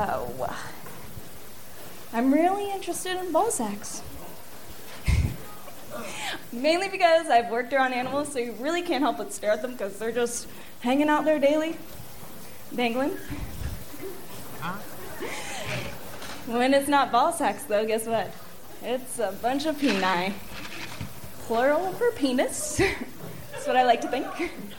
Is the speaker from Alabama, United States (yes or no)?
no; Orlando, Florida, United States